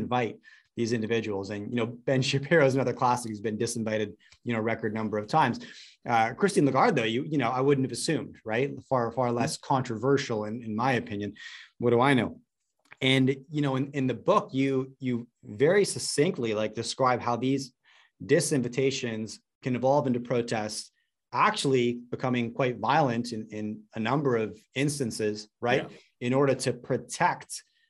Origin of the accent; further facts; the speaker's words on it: Canada; I, as a Canadian